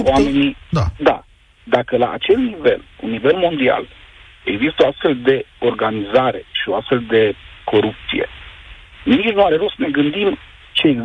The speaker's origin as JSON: {"language": "Romanian", "country": "Romania", "said": "pot să spun că sunt mândru uh, că sunt român, în urma jocurilor fetelor de la, de la European."}